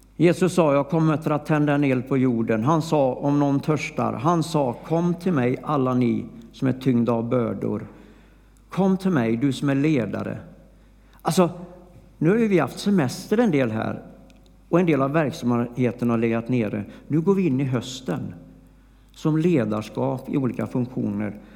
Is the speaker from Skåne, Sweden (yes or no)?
no; Flobby, Västra Götaland, Sweden; jag var ju från Flobby